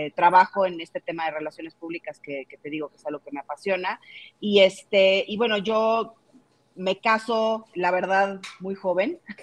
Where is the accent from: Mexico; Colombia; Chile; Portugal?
Mexico; soy 100% mexicana, siempre he vivido en México